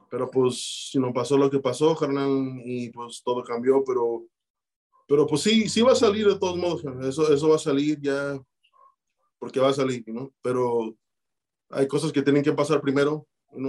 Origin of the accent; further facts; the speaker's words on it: Chicago, Illinois, United States; also born or lived in Tijuana, Mexico; nací en Tijuana, canal, este, pero sí me vine de bien morro para acá, canal. Y pues acá en Chicago fue, fue mis inicios de todo